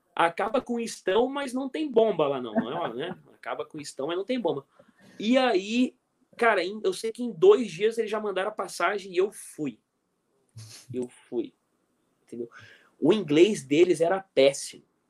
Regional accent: Brazil; eu sou do Brasil

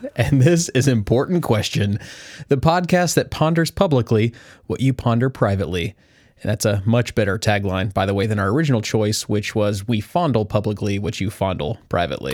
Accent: Kansas, United States; the small town of, that we grew up in in Kansas

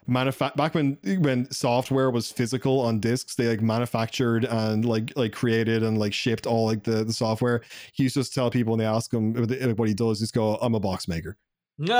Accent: Ireland; I'm Irish

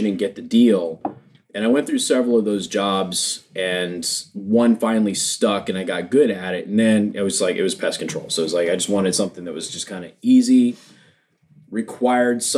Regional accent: Las Vegas, Nevada, United States; moved away as an adult; I'm from Las Vegas. So I was back in Las Vegas

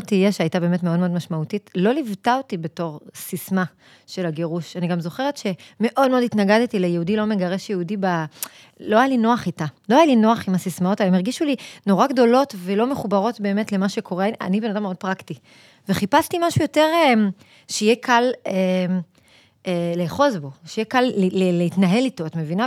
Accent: Kfar Saba, Central District, Israel; גדלתי בכפר סבא, זאת אומרת, שתינו לא תושבות הגוש

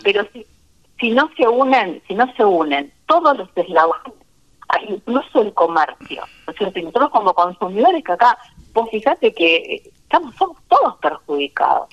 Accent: Argentina; desde mi tierra, Santa Cecina.

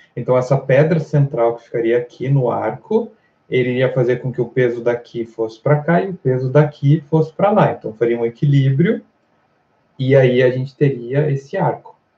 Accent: Brazil; nossa cultura como brasileiros

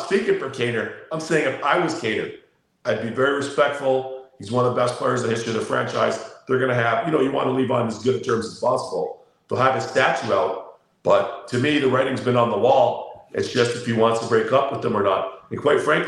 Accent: Toronto, Ontario, Canada; I'm from Toronto

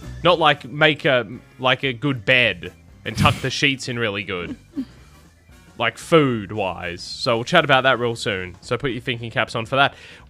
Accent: Australia; I'm Australian.

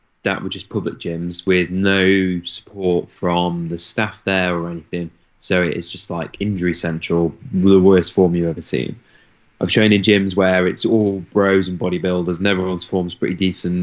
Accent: United Kingdom; I'm very British

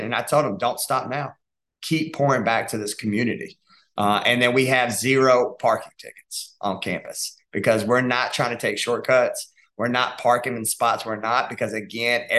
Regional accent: Dalton, Georgia, United States; moved away; I'm from Dalton, Georgia

